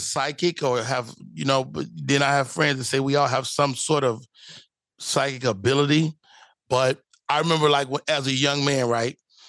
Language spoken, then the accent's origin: English; Chicago, Illinois, United States; You know, growing up in Chicago, you really would be like, hey, man, stop playing.